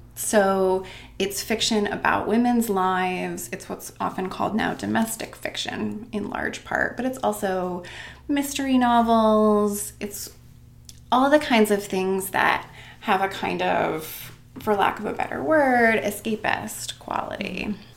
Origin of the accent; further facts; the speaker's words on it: Maine, United States; moved away as an adult; also born or lived in Oregon / Chicago / New York; now in Worcester, United States; I grew up in Maine